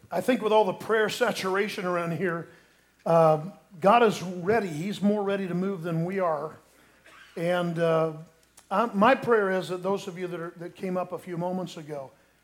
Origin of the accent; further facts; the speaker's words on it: Sanford, Florida, United States; where I grew up in Sanford is a lot closer to the coast